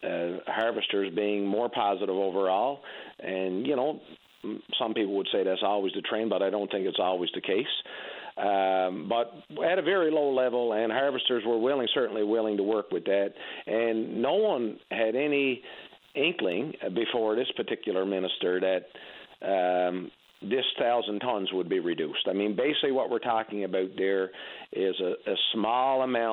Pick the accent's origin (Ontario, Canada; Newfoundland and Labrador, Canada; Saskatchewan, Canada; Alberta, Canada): Newfoundland and Labrador, Canada; Labrador Straits; I grew up in the Labrador Straits